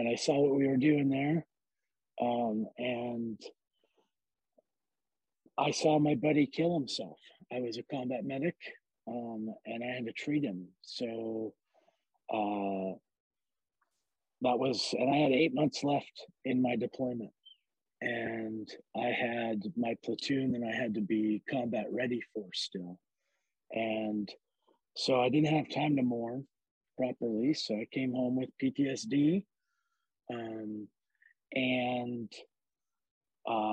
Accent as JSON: {"language": "English", "town": "Boise", "region": "Idaho", "country": "United States", "tie": "born or raised there", "also_born_or_lived": "Pearl Harbor, Hawaii / Western Washington", "moved": "yes", "said": "I grew up in Idaho, in Boise, and we moved there when I was like 6 years old."}